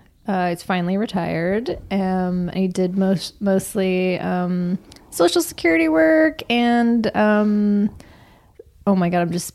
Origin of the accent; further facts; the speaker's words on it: Seattle, Washington, United States; moved away; I grew up in Seattle